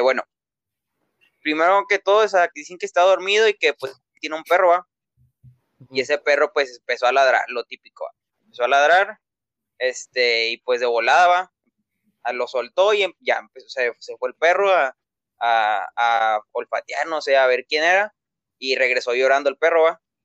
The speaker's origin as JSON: {"language": "Spanish", "country": "Mexico", "said": "aquí en México, porque somos de México"}